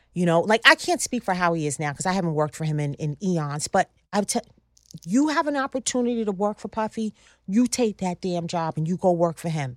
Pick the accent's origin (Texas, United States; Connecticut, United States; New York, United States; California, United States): New York, United States; Long Island; I grew up on Long Island